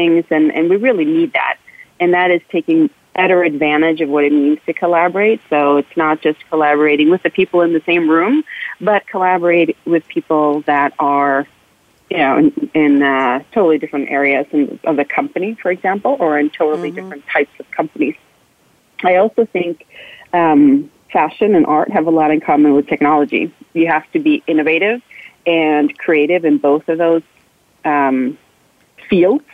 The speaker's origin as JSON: {"language": "English", "region": "New York", "country": "United States", "moved": "yes", "said": "I'm from New York"}